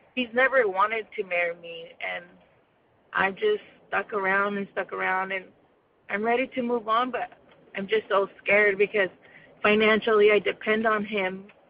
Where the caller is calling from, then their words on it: Yuma, Arizona, United States; I'm calling from Yuma, Arizona.